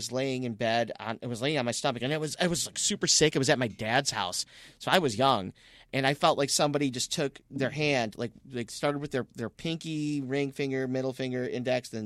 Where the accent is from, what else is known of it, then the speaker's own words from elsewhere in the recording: Romeo, Michigan, United States; I grew up in Romeo, in these old houses.